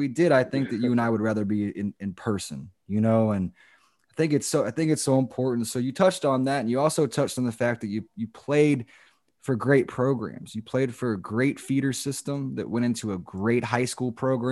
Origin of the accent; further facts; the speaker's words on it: Central Florida, United States; We come from Central Florida backgrounds